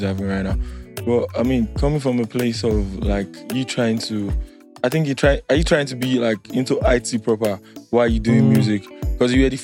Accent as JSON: {"language": "English", "region": "Lagos", "country": "Nigeria", "tie": "born or raised there", "said": "everybody that grew up, was born and brought up in Lagos like me"}